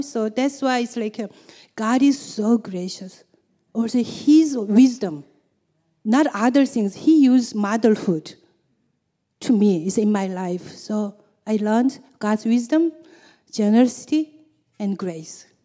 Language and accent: English; South Korea; English is a second language; moved away; I'm from South Korea